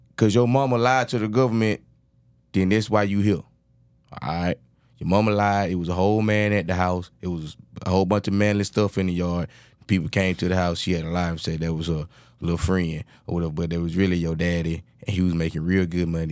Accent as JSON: {"language": "English", "region": "Georgia", "country": "United States", "accent": "thick Georgia accent", "moved": "as an adult", "lives_now": "Houston, United States", "said": "I'm from Georgia"}